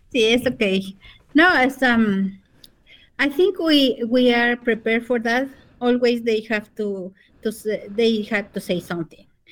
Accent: Otavalo, South America, Imbabura, Ecuador; English is a second language; now in United States; I'm a native from South America. I'm a Quichua Otavalo

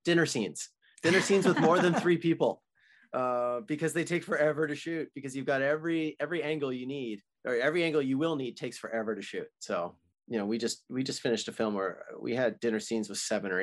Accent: Canada; as a Canadian boy

